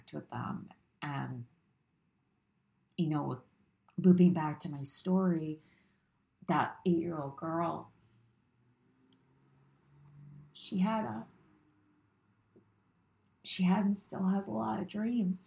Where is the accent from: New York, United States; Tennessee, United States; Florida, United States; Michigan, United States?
New York, United States; as a New Yorker.